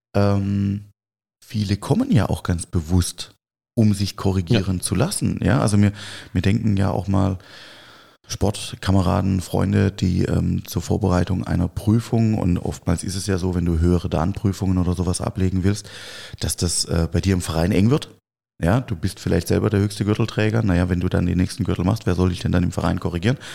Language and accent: German; Swabia and Baden, Baden-Württemberg, Germany; Wir kommen ja hier aus dem Schwaben, Schwaben und Badenserland